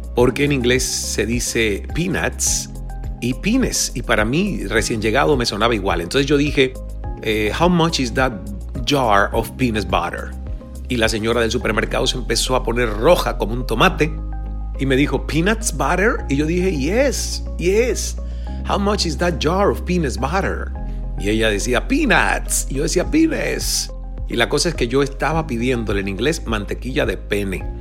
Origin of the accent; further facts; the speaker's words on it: Cuba; moved away; also born or lived in United States / Mexico; como cubano y como persona a la que le ha tocado emigrar